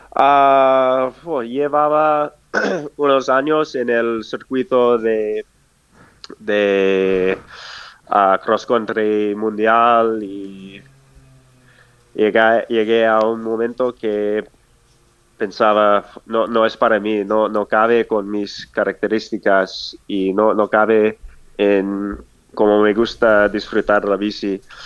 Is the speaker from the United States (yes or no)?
yes; Durango, Colorado, United States; Spanish is a second language; moved away; mi pueblo de, de Rango ah, hay el, el, Colorado Trail